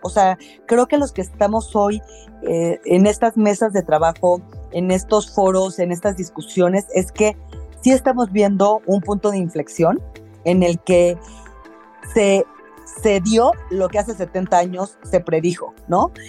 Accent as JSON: {"language": "Spanish", "region": "Mexico City", "country": "Mexico", "said": "soy de la Ciudad de México"}